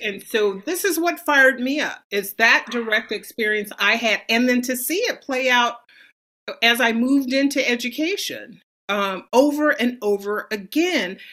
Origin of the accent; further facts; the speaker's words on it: San Francisco, California, United States; I grew up in San Francisco